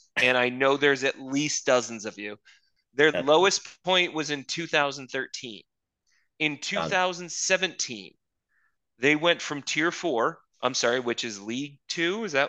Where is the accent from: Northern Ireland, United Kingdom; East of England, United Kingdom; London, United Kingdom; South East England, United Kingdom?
East of England, United Kingdom; Luton; born there; I was born in Luton. And the problem is in English boroughs, that actually isn't that hard to prove. Like, my family, my mother was born here. Her mother was born here.